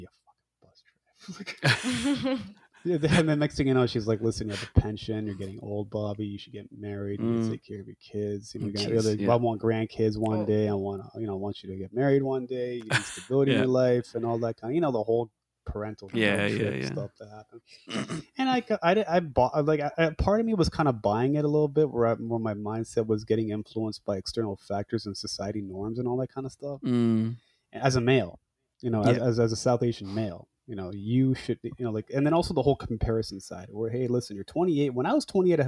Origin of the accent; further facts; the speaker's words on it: Hamilton, Ontario, Canada; also born or lived in Scarborough, Ontario; I'm a Punjabi guy, born and raised in Hamilton, Ontario, fled to Scarborough, Ontario.